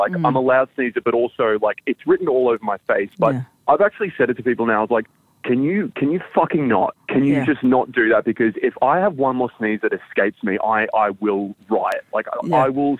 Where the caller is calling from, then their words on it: Sunshine Coast, Queensland, Australia; I'm in the God's land of cool and Sunshine Coast, actually in Queensland.